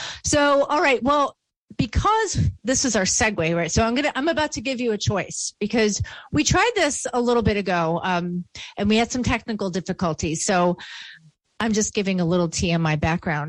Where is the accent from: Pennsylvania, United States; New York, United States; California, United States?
New York, United States; Buffalo; accent: Western New York; I'm from Buffalo, New York